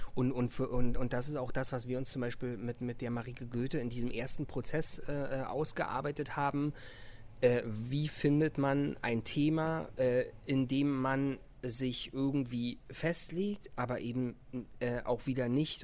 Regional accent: Berlin, Germany; ich bin Berliner und ich fühle das auch

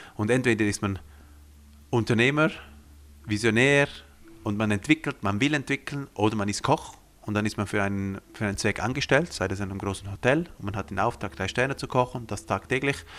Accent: Graubünden, Switzerland; first language Romansh; German is a second language; ich bin hier aufgewachsen in den Bündner Bergen

